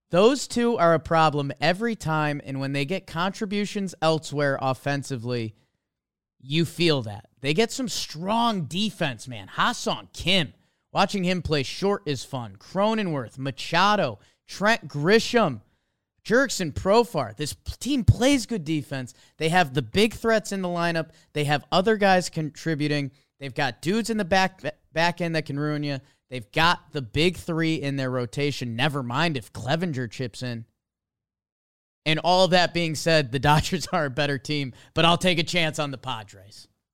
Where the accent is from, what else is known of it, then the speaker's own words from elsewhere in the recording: Connecticut, United States; Connecticut. I mean, if I got a start for those Hartford Whalers, the emotion coming out of me would be different.